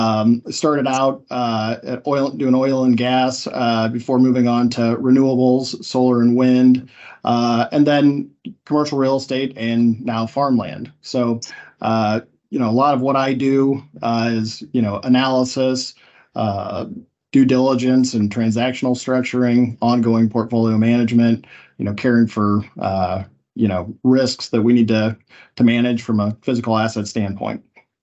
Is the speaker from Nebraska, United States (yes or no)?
yes; Omaha, Nebraska, United States; also born or lived in St. Paul; I'm Senior Managing Director at SOAR. I am from Omaha. Been here most of my life.